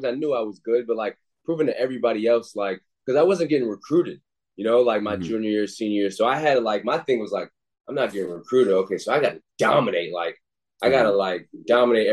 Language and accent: English; Waterbury, United States; growing up in Waterbury